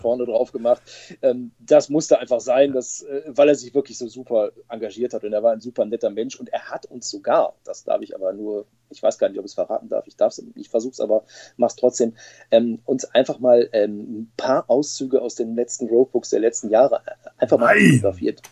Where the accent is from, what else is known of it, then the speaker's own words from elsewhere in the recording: Bochum, North Rhine-Westphalia, Germany; now in Stolberg, Germany; Ich bin äh, überzeugter Ruhrgebietler und ich komme aus Bochum